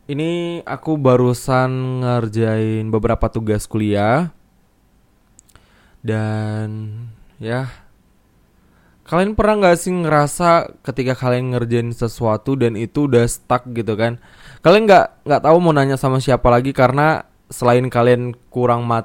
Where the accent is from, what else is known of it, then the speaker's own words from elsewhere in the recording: Medan, North Sumatra, Indonesia; aku rencana nih aku akan balik ke ke Medan karena aku kan sebenarnya asalnya dari Medan walaupun dari Medan juga entah berapa jam lagi gitu kan. Pokoknya aku bilangnya dari Medan sih.